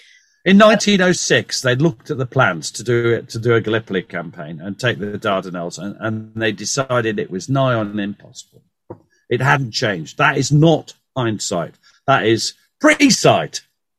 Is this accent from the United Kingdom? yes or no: yes; North East England, United Kingdom; I'm from the Northeast. I don't sound like it, but my family are.